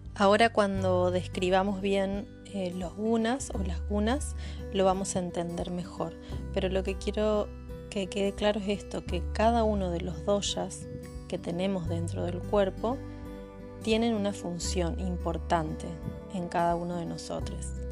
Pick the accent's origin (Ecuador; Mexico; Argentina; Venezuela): Argentina; Santa Fe; soy de Santa Fe Capital, Argentina